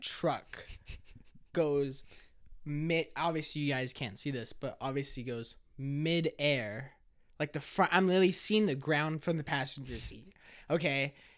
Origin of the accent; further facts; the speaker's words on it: Monrovia, California, United States; also born or lived in East Los Angeles, California; I grew up in Cal State, L A area, like, the college